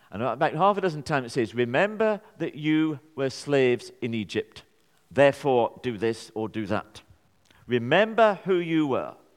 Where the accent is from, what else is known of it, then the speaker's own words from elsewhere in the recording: Burnley, North West England, United Kingdom; I'm from Burnley.